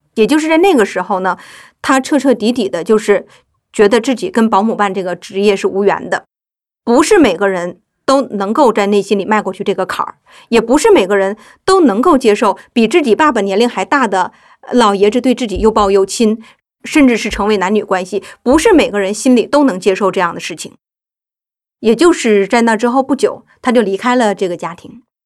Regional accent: Northeast China, China; 我们的故乡是这样的一种社会，东北所有的城市基本上都面临着资源枯竭，传统的工业化产业停滞这样的一个状态

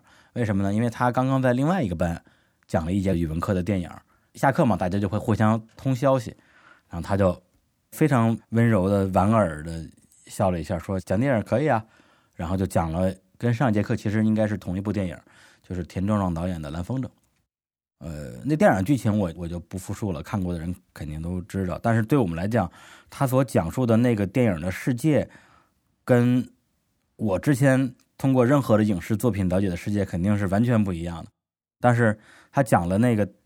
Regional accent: Beijing, China; 我的故乡就在北京市门头沟区清水镇达摩庄村

